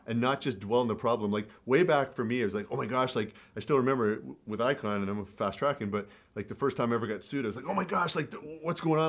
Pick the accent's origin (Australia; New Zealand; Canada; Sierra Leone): Canada; also born or lived in Sudbury; I grew up in Canada